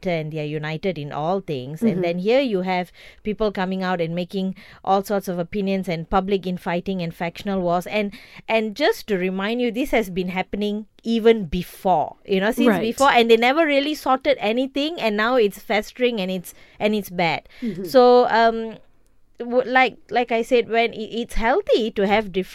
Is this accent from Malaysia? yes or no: yes; Johor, Malaysia; I'm from Johor